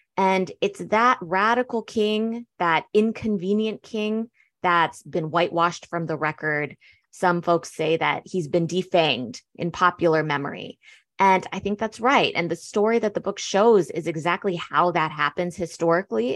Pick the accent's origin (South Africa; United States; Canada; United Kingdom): United States; also born or lived in Berlin, Germany; growing up in the States, I was actually, you know, I say I'm second generation because I did grow up in the States